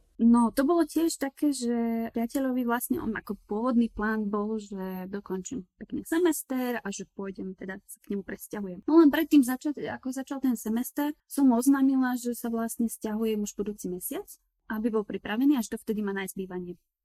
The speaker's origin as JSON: {"language": "Slovak", "country": "Slovakia", "also_born_or_lived": "Prague, Czech Republic", "moved": "as an adult", "lives_now": "South Tyrol, Italy", "said": "som zo Slovenska, študujem v Česku denne, ale pracujem v Taliansku"}